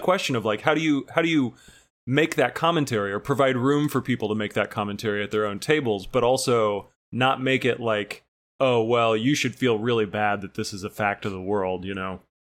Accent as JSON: {"language": "English", "region": "Missouri", "country": "United States", "tie": "born or raised there", "said": "my home state of Missouri"}